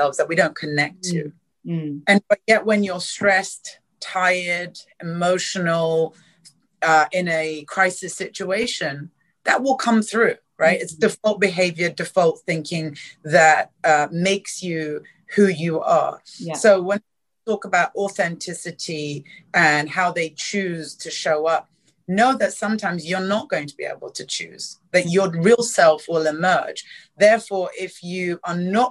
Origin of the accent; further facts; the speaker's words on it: London, United Kingdom; moved away as an adult; also born or lived in East Africa; now in Singapore; I grew up in South London